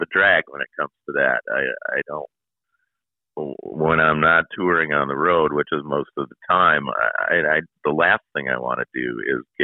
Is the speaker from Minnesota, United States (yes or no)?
yes; Minneapolis, Minnesota, United States; I was born right here in Minneapolis